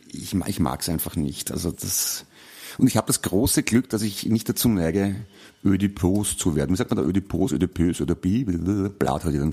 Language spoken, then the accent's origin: German; Vienna, Austria; mich als Wiener hinstellst, der ich ja bin und stolzer Wiener obendrein auch noch